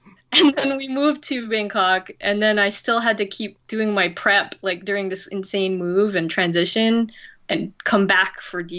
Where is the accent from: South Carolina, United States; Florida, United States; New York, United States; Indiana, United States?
New York, United States; also born or lived in California / Las Vegas; now in Thailand; So I lived in New York for 20 years, and before that I was from the West Coast, California, and also Las Vegas.